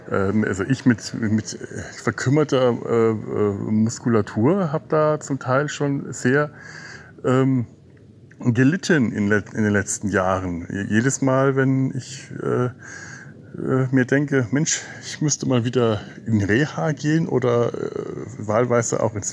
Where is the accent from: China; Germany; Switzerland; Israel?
Germany; Bavaria; Ich komme ja aus Franken, einer Gegend mit vielen Fachwerkhäusern